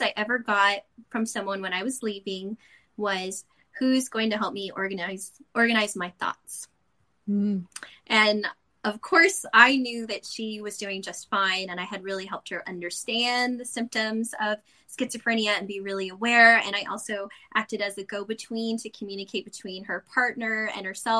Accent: San Antonio, Texas, United States; now in Northern California, United States; I'm originally from San Antonio, Texas, too

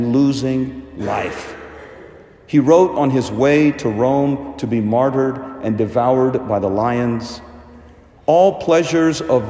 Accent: India; moved away; In my home country of India, we traditionally try to connect birthdays with baptism

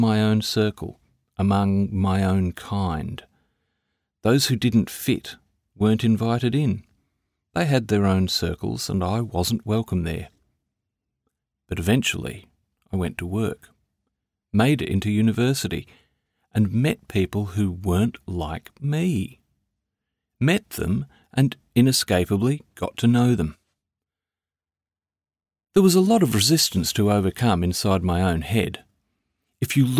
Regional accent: Australia; I was born in Australia

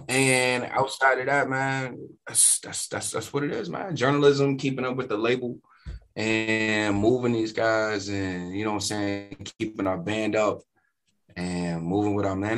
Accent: Wichita, Kansas, United States; moved away; also born or lived in Chicago; Grew up in Wichita.

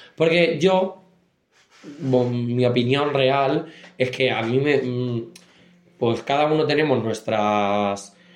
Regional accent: Castilla-La Mancha, Spain; nosotros somos de Castilla-La Mancha

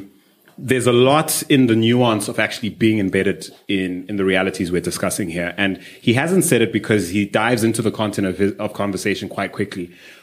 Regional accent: Zimbabwe; So, I'm from Zim. Shout out to you.

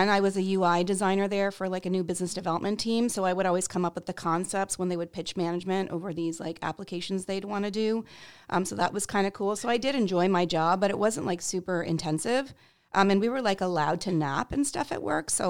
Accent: Canada; moved away as an adult; now in Portland, United States; I'm actually an immigrant, so I came here from Canada to work for um, a startup agency in Portland, Maine.

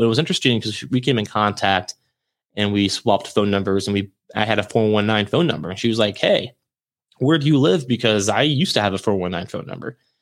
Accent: St. Marys, Ohio, United States; moved away; I can finally get back up in my hometown

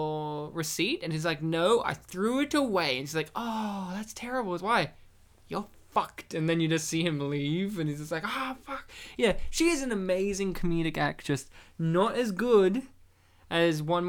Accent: New South Wales, Australia; I grew up in New South Wales.

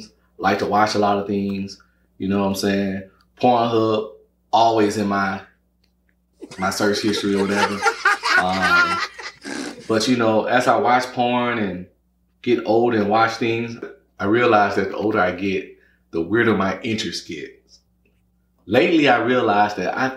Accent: Louisiana, United States; moved away as an adult; now in Dallas, United States; I'm originally from Louisiana

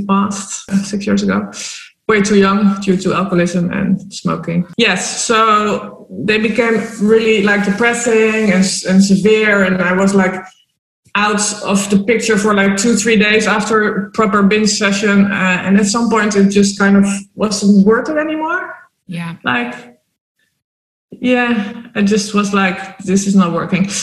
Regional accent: Amsterdam, North Holland, Netherlands; moved away as an adult; also born or lived in Spain / Malta; now in Marbella, Spain; I'm originally from Amsterdam, born and raised

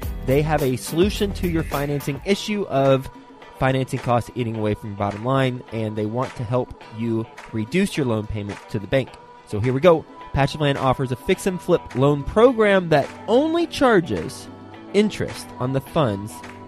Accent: Flint, Michigan, United States; born there; Yes. I was born in Flint, Michigan.

